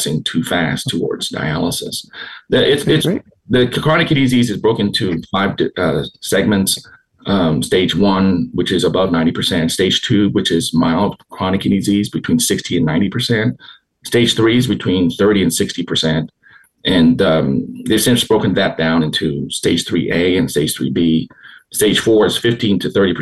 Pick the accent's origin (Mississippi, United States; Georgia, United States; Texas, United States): Texas, United States; Houston; I grew up here in Houston